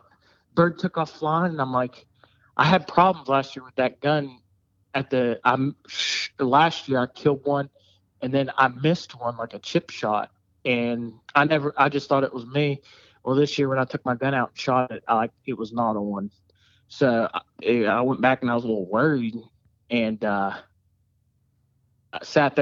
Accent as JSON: {"language": "English", "town": "Salem", "country": "United States", "said": "I'm from Salem"}